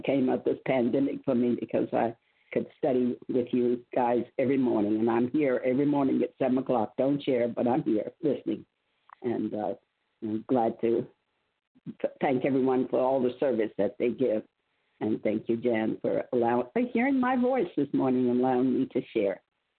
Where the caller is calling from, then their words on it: Virginia, United States; From Virginia.